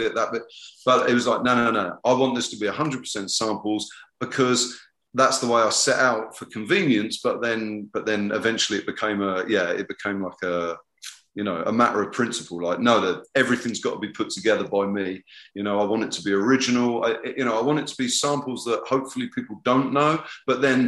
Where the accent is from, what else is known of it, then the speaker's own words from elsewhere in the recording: Southampton, South East England, United Kingdom; moved away; also born or lived in Brighton; my hometown of Southampton